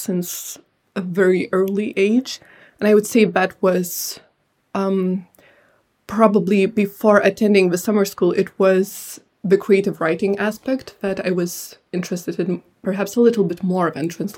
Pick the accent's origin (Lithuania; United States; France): Lithuania; first language Lithuanian and Georgian; English is a second language; moved away as an adult; now in United Kingdom; I grew up in Lithuania, so naturally I gravitated more towards Lithuanian